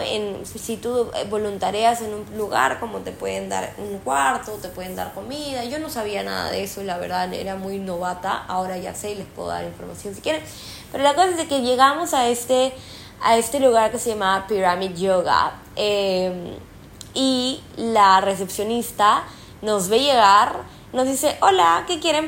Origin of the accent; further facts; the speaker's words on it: Peru; moved away; yo que soy peruana